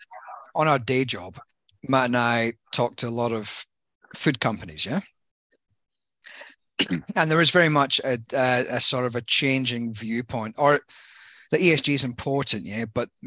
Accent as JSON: {"language": "English", "country": "Ireland", "moved": "yes", "lives_now": "Australia", "said": "When I came from Ireland, I was following the lucky charms."}